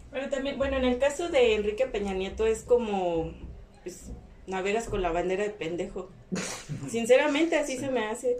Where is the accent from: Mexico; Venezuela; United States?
Mexico; a nosotros como sociedad mexicana